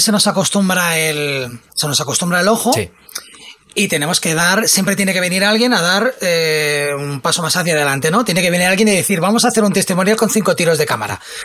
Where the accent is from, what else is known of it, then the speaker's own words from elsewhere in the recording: Catalonia, Spain; a mí me encanta, como buen catalán